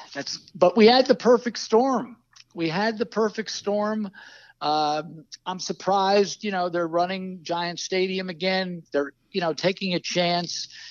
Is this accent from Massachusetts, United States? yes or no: no; New Jersey, United States; as a kid growing up in North Jersey, not too far from New York